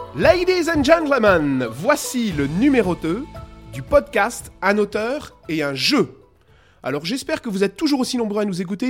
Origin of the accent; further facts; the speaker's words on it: Belgium; je suis belge